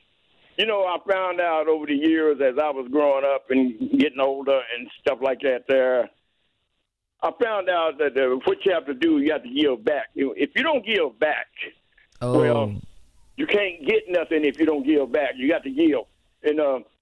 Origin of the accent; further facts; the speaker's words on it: Winchester, Tennessee, United States; now in Indianapolis, United States; I'm from Tennessee